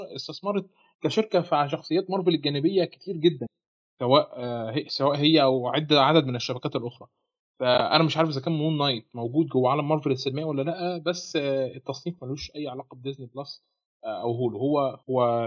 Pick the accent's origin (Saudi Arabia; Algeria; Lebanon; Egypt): Egypt; هنا في مصر